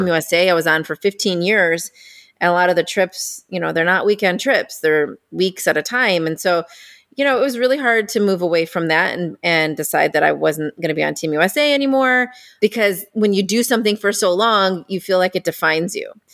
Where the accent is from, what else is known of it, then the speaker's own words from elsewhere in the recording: Indiana, United States; I grew up in Indiana.